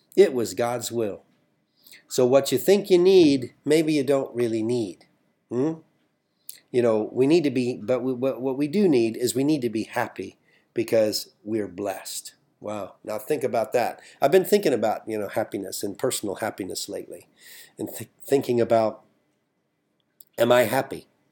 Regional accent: United States; I'm an American

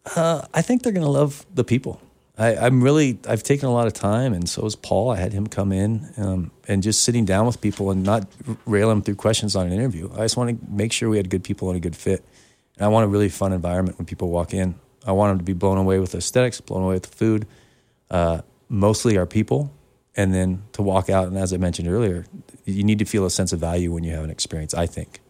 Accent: Oregon, United States; also born or lived in San Diego; now in Montana, United States; I'm from Oregon originally, so I love the mountains.

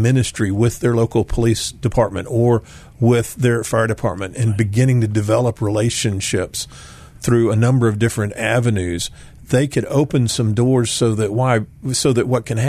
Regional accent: Dallas, Texas, United States; Well, of course, I am a Texan at heart. If you haven't noticed, we Texans can be a little prideful. So I am indeed a proud Texan.

